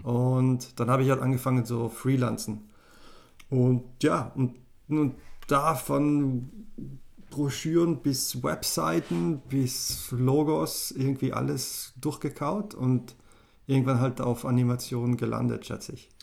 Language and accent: German; South Tyrol, Trentino-Alto Adige, Italy; first language German; moved away; also born or lived in Innsbruck; Südtirol und eben bin halt in Deutsch aufgewachsen, aber, aber mein Aha. Pass ist italienisch auf jeden Fall.